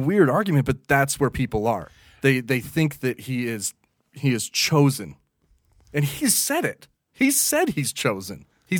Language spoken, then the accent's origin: English; United States; As an American